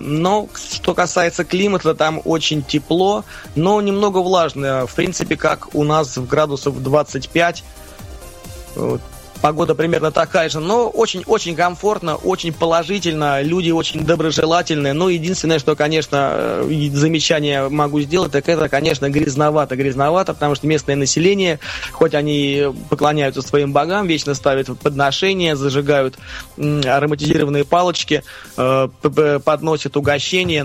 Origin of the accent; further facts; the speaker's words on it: Russia; Я из России